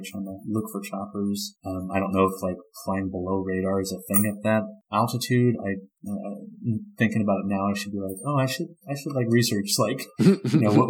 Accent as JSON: {"language": "English", "region": "Tennessee", "country": "United States", "tie": "born or raised there", "said": "growing up in Tennessee"}